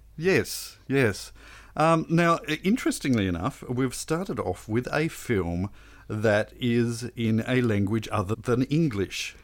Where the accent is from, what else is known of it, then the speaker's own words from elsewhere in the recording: Australia; growing up in Australia